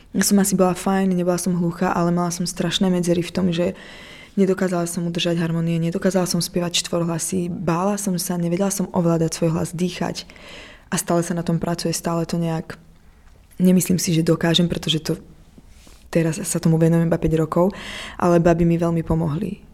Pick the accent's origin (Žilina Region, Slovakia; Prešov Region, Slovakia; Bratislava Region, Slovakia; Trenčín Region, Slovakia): Prešov Region, Slovakia; Prešov; moved away as an adult; also born or lived in Paris, France / New York, United States; now in Prague, Czech Republic; narodila som sa v Prešove na Slovensku, úplne na východe